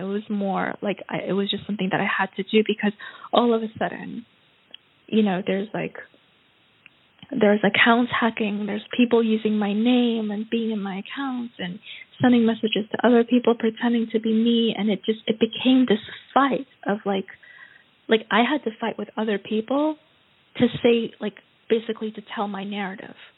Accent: New York, United States; now in Vienna, Austria; I come from New York where you like you walk on the street

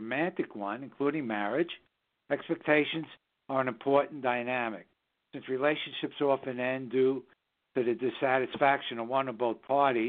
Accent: New York City, New York, United States; now in Southern Hudson Valley, United States; we broadcast from the Southern Hudson Valley region of New York State, which is the northern suburbs of New York City, my hometown.

